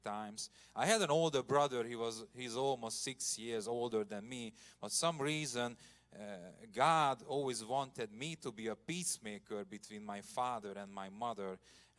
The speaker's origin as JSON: {"language": "English", "town": "Komárom", "region": "Komárom-Esztergom", "country": "Hungary", "tie": "born or raised there", "said": "I grew up in a communist country. Hungary was in communism until 1990. I remember Russian soldiers in my hometown"}